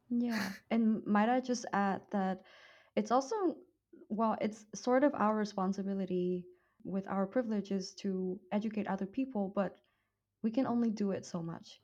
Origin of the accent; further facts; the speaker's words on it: Vietnam; accent: Vietnamese; moved away; my Vietnamese accent